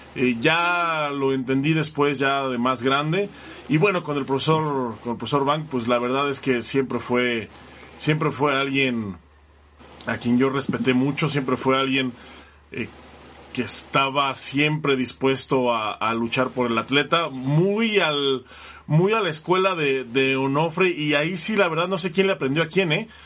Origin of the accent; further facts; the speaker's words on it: Mexico; como mexicanos